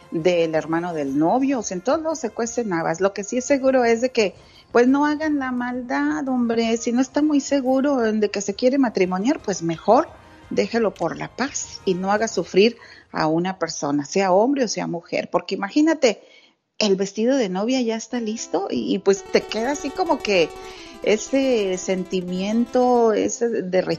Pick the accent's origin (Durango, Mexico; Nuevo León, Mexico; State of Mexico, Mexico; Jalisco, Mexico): Nuevo León, Mexico; Santa Catarina; Y luego en mi pueblo, allá en Santa Catarina, Nuevo León